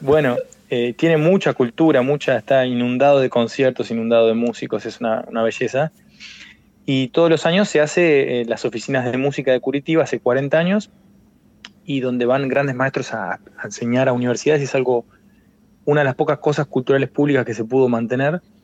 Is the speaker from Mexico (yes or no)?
no; Argentina; moved away as an adult; also born or lived in Buenos Aires; now in A Coruña, Spain; la identidad de uno como argentino cuando te vas a, afuera